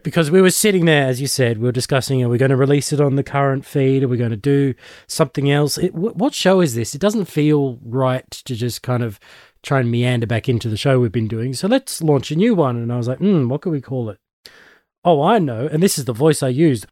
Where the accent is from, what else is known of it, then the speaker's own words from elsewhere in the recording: Australia; I'm one of the Aussie nerds